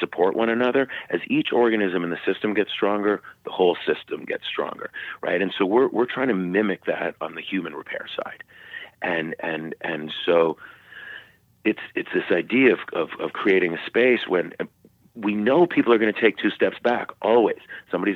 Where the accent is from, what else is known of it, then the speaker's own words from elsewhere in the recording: Canada; now in United States; I grew up in Canada, and I'm Canadian. I'm a dual citizen.